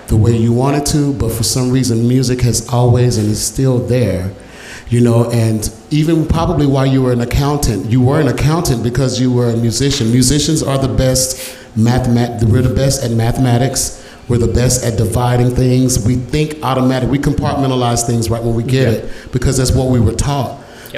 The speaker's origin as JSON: {"language": "English", "town": "Dallas", "region": "Texas", "country": "United States", "tie": "born or raised there", "said": "growing up in Oak Cliff"}